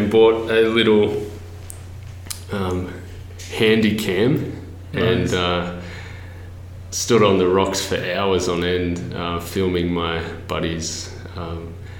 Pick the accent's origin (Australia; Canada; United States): Australia; Culburra, New South Wales; I'm from the south coast of New South Wales in a little town called Culburra. And that was a great privilege because it was right on the coast and it was a fishing, surfing community. And and I am just really grateful for that upbringing